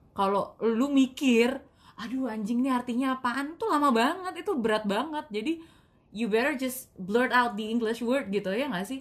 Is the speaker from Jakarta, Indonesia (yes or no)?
yes; Betawi, Jakarta, Indonesia; accent: Betawi; masih Betawi juga